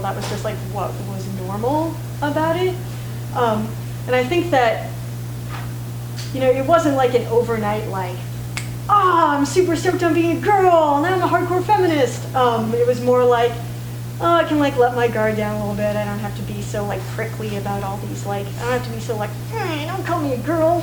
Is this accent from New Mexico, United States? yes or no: yes; Santa Fe, New Mexico, United States; moved away as an adult; also born or lived in Boston; growing up in Santa Fe